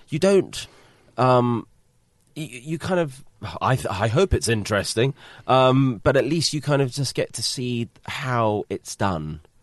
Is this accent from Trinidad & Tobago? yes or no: no; United Kingdom; being British